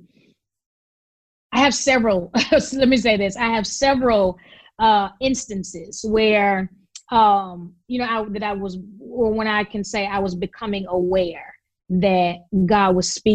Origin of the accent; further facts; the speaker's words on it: Memphis, Tennessee, United States; we grew up in Memphis